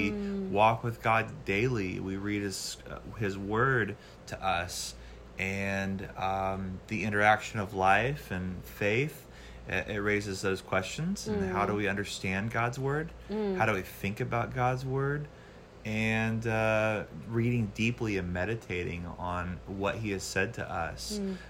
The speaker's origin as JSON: {"language": "English", "town": "Niceville", "region": "Florida", "country": "United States", "moved": "as an adult", "lives_now": "New Orleans, United States", "said": "I'm originally from the Panhandle, Florida. {S1} Okay. {S2} Niceville, Florida, which is close to Destin. I moved here to New Orleans back in 2011 to come to school."}